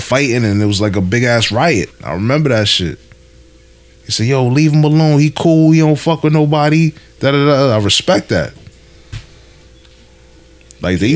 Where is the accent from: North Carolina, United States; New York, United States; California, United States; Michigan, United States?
New York, United States; New York City; born or raised there